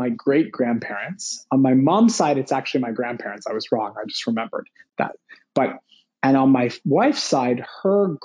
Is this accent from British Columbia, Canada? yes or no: yes; Vancouver, British Columbia, Canada; I was born here in Vancouver